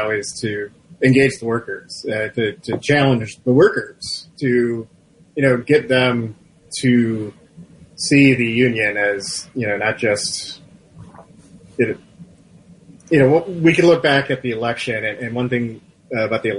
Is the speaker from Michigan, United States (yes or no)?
yes; Macomb County, Michigan, United States; I'm from Macomb County